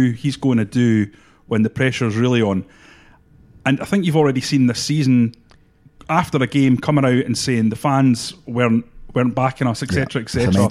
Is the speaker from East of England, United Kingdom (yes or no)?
no; Edinburgh, Scotland, United Kingdom; I'm from Edinburgh.